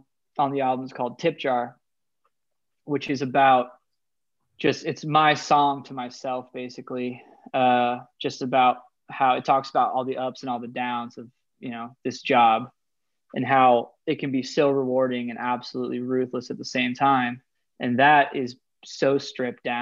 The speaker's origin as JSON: {"language": "English", "region": "Idaho", "country": "United States", "said": "I'm just from the Rockies. So I'm from the Great White North, basically all the way up here in Idaho."}